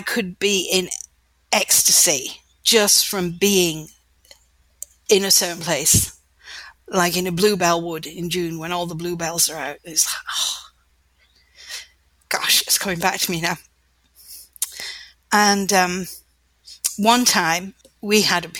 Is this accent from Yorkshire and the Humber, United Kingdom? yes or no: no; North Wales, United Kingdom; also born or lived in Lancashire, England; I was born in Lancashire in the north of England, and when I was 10 years old, we moved to North Wales